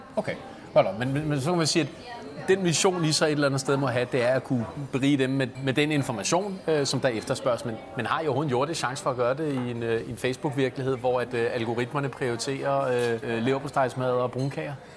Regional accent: Copenhagen, Capital Region of Denmark, Denmark; jeg er opvokset på Østerbro

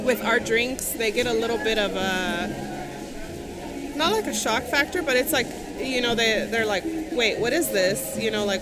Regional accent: Stockton, California, United States; We actually are from Stockton, California

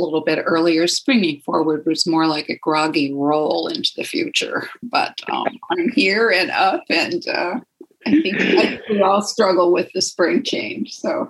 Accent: Dearborn, Michigan, United States; also born or lived in Toledo; now in Saratoga, United States; Well, I am originally from an area near Detroit, Michigan. Hello, Cindy in Flat Rock. I was born in Toledo, Ohio, and we moved to Dearborn area until 1960 something, and then migrated out to California here in Saratoga, Los Gatos area of the peninsula

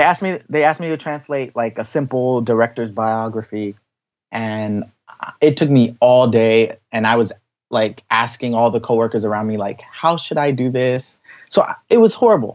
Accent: Washington, District of Columbia, United States; moved away as an adult; now in Tokyo, Japan; I grew up in Washington, D.C.

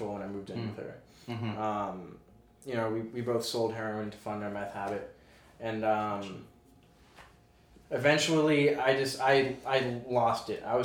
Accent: Boston, Massachusetts, United States; moved away; I'm originally from Boston.

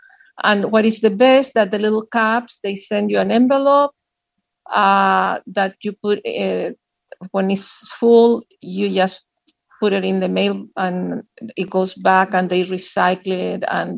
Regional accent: Pacific Palisades, California, United States; I'm from Pacific Palisades, California.

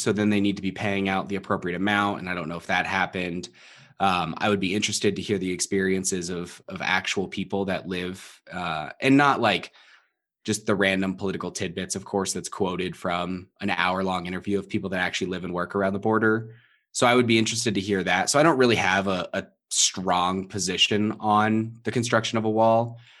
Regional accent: Southern California, United States; moved away; I was born thirty minutes from the Mexican border

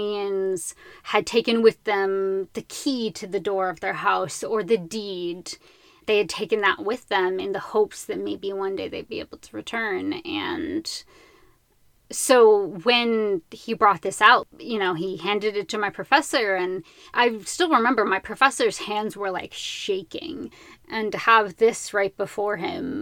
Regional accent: United States; I am from a place that thinks that all of these people don't matter

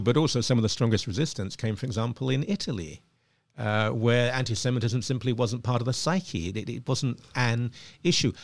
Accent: Ilford, London, United Kingdom; moved away as an adult; now in Canada; where I grew up, and I grew up in a, in an upper working class place, it was absolutely fine. It was safe, uh, in Ilford.

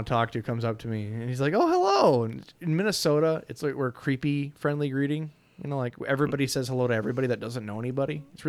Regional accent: Spain; English is a second language; I was raised in Spain, so I can speak Russian because we speak at home, but I actually don't know much about Russia history or culture since I went to school in Spain

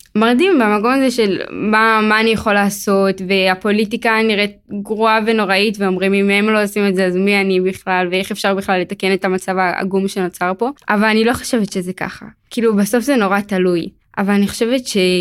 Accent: Beit Shemesh, Jerusalem District, Israel; אני מבית שמש, אני אחות לחמישה אחים.

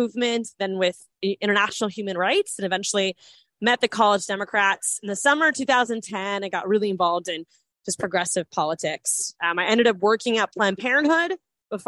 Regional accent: Orlando, Florida, United States; I was born and raised in Orlando.

